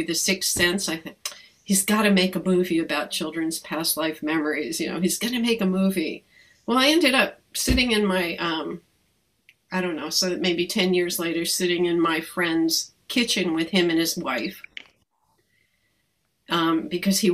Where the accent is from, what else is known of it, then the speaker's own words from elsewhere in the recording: Hudson Valley, New York, United States; I grew up in the Hudson Valley